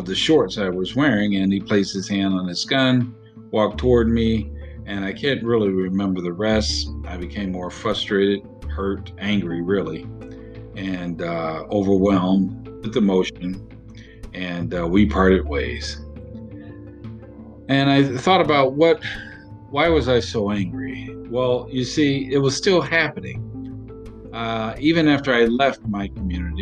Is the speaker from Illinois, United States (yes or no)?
yes; Chicago, Illinois, United States; I grew up in Chicago. I grew up in a neighborhood called Inglewood